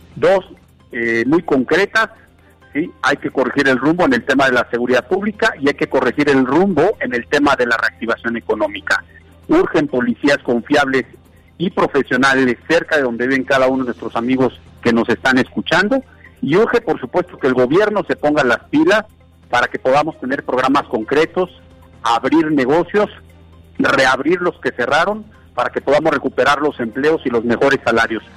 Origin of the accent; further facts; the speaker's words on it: Puebla, Mexico; yo soy un poblano, soy un comerciante, soy un empresario de toda la vida aquí en Puebla.